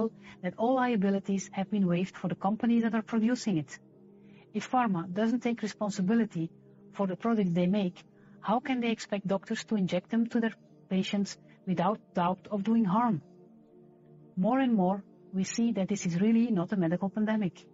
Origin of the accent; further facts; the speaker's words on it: Belgium; I'm a medical doctor from Belgium